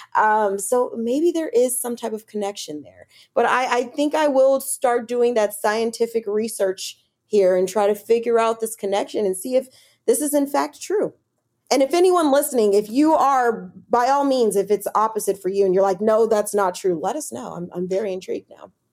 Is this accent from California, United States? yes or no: yes; Los Angeles, California, United States; moved away as an adult; also born or lived in San Diego / Bay Area / Kansas City; now in New York, United States; I'm a West Coast girl. I'm from Los Angeles.